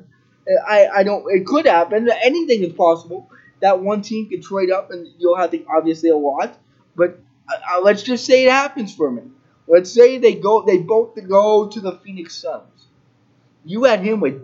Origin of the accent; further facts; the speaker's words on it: Spruce Grove, Alberta, Canada; I grew up in Spruce Grove